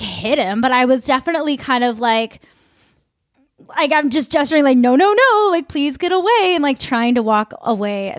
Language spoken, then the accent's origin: English; Midwest, United States; I'm from the Midwest